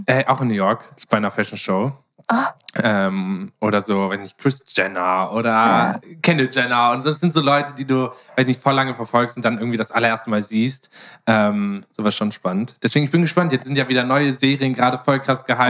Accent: Germany; ich als Deutscher

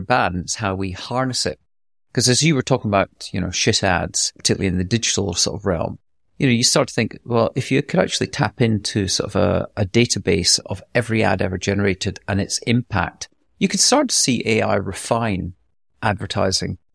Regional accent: Scotland, United Kingdom; accent: light Scottish; my light Scottish accent

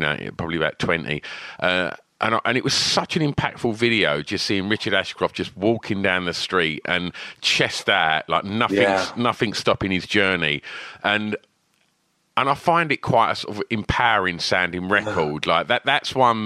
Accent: Essex, East of England, United Kingdom; also born or lived in London; I'm from Essex, just outside London, and you know, spent loads of my life in London

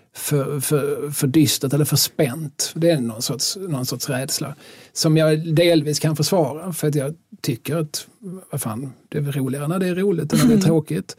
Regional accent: Skåne, Sweden; also born or lived in Lund / Malmö; vi är skåningar

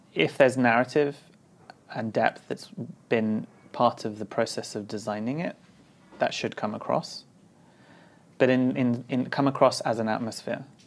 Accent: London, United Kingdom; I grew up in London in the 80s and then late 80s and the early 90s

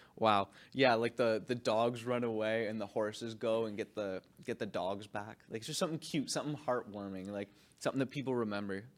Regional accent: Canada; I'm a Canadian kid

